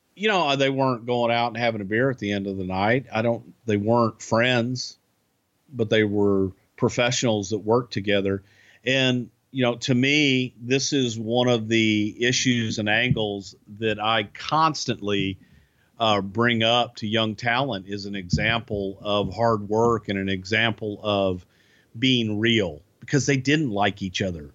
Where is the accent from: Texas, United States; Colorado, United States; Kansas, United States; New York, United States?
Texas, United States; I'm from Texas. I'm not from Alabama